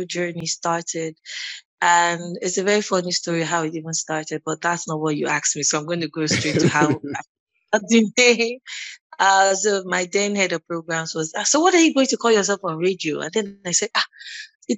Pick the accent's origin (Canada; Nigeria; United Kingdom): Nigeria; Lagos; I was born and bred in Lagos, still in Lagos